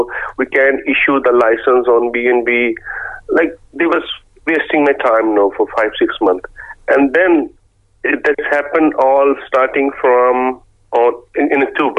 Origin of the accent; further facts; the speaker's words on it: Pakistan; English is a second language; moved away as an adult; now in Cork, Ireland; I was last year in my home country in Pakistan